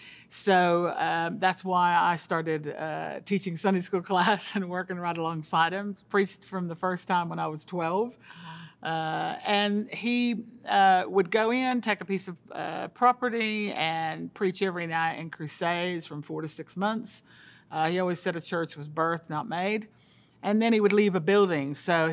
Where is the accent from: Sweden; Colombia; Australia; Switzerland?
Colombia; moved away; I'm a missionary's kid. I grew up in South America in Colombia. My dad was a church planter … took me there when I was the age of 7.